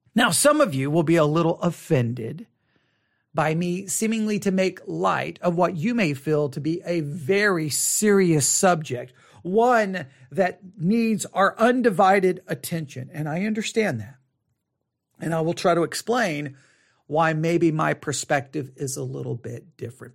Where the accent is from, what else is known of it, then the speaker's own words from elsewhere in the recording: Buffalo Gap, Texas, United States; also born or lived in Tuscola, Texas; a good portion of my childhood was in Buffalo Gap